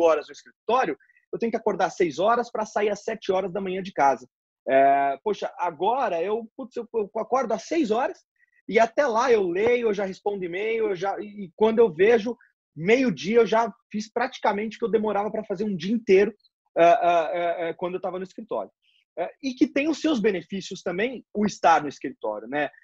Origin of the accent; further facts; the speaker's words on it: Brazil; como brasileiro